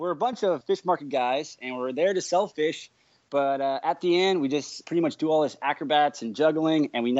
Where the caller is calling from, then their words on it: Orlando, Florida, United States; Right now, I'm actually just finishing shows today at Universal Studios Florida in Orlando, Florida.